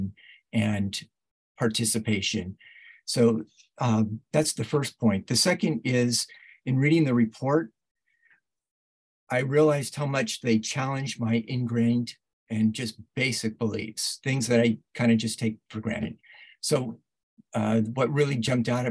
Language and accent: English; Oakland, California, United States; now in Grand Rapids, United States; I'm from Oakland, California, in the San Francisco Bay Area originally, currently living in Grand Rapids, Michigan.